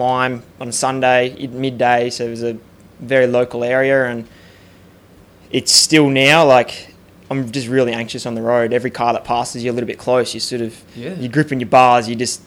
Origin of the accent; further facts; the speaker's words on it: Australia; being Australian